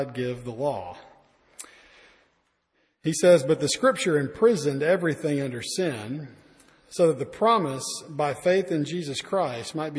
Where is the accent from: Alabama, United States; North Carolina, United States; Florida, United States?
Alabama, United States; I'm from Alabama. We don't learn a lot there.